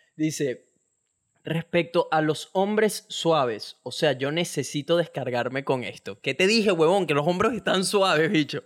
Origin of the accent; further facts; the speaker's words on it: Venezuela; moved away as an adult; now in Australia; soy de Venezuela